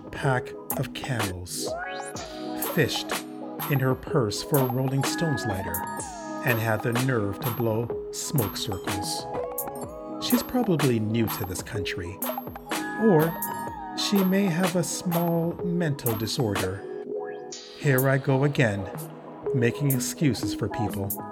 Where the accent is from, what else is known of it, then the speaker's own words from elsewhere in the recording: Canada; I'm too Canadian